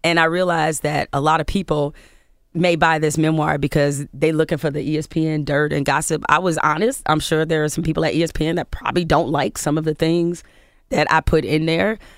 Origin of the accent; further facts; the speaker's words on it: Detroit, Michigan, United States; I was raised in Detroit, grew up in Michigan State